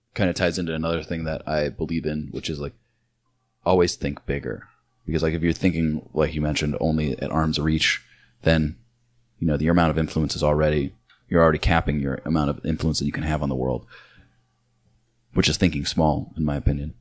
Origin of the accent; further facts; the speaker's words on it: Illinois, United States; moved away; my town, my hometown's sponsored by Bush Light